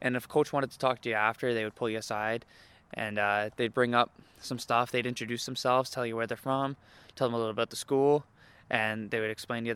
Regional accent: Lindsay, Ontario, Canada; moved away as an adult; I played baseball here for 10 years and I grew up here.

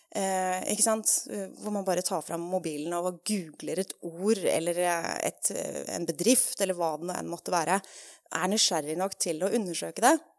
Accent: Norway; moved away as an adult; also born or lived in England; har også jobba på film og TV her hjemme i Norge når jeg flytta hjem

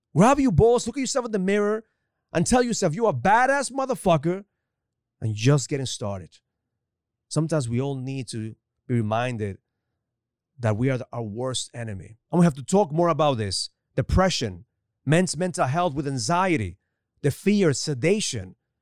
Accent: Ecuador; now in United States; growing up in Ecuador

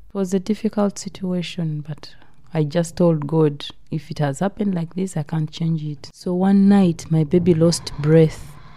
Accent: Uganda; moved away as an adult; now in United Kingdom; I came with an agent from Uganda to Gatwick Airport

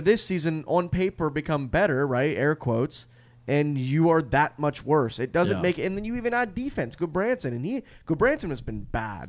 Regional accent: Finland; English is a second language; Born and raised in Finland.

